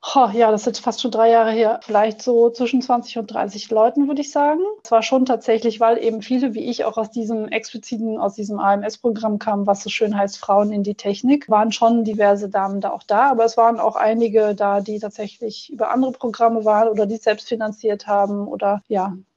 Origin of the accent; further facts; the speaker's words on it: Germany; moved away as an adult; also born or lived in Netherlands / England; now in Austria; ich bin in Deutschland zur Schule gegangen